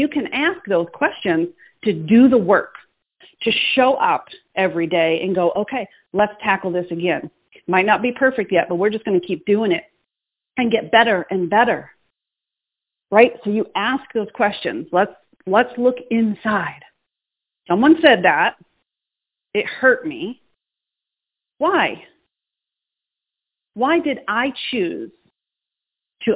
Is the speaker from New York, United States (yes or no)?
no; Boston, Massachusetts, United States; moved away; I'm from Boston, Massachusetts. I'm still a city girl, even though I'm living in the country.